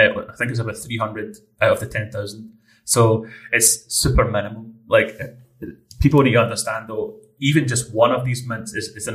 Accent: Scotland, United Kingdom; being the Scottish person I am

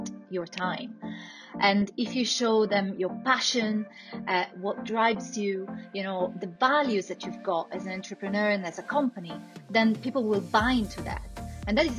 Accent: Italy; accent: Italian; English is a second language; moved away as an adult; also born or lived in Barcelona / Stockholm / Paris; I'm originally Italian, so, as you can hear from my accent

